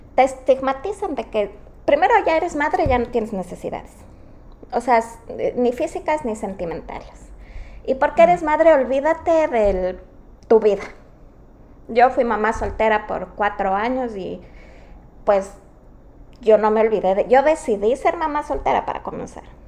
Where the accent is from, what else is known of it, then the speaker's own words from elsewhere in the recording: Quito, Pichincha, Ecuador; moved away; Las dos somos del Ecuador, somos de Quito